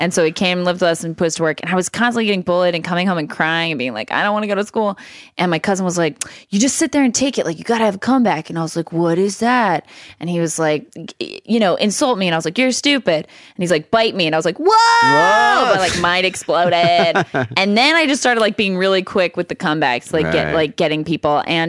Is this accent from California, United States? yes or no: yes; Lake Isabella, California, United States; Lake Isabella, California.